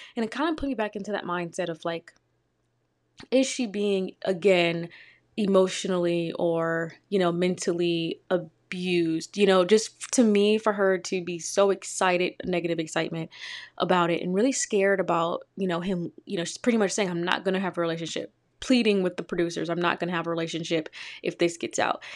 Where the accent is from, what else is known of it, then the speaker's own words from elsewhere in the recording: Detroit, Michigan, United States; I'm from Detroit, Michigan.